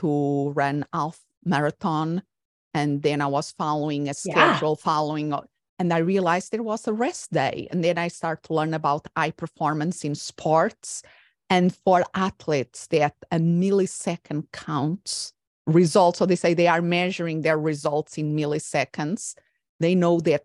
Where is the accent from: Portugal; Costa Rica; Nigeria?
Portugal; moved away as an adult; also born or lived in Spain / England; now in United States; I'm originally from Portugal, and I was raised until my adult years, I was living in different European countries besides